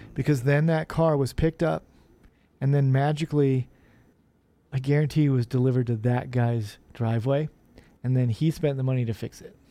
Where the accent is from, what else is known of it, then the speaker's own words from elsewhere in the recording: Omaha, Nebraska, United States; growing up in Omaha